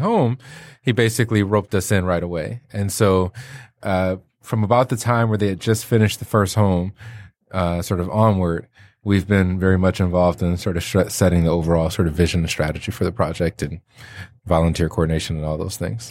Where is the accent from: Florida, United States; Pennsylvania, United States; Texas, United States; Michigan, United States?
Michigan, United States; Detroit; moved away; also born or lived in Chicago; I'm from Detroit